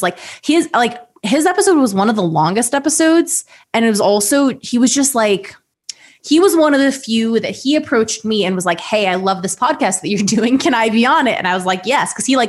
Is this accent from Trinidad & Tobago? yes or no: no; Ohio, United States; because like we're both from Ohio.